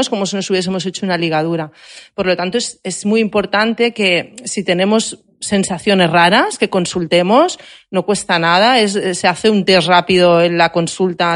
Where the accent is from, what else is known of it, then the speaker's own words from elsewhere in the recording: Barcelona, Catalonia, Spain; yo que soy de Barcelona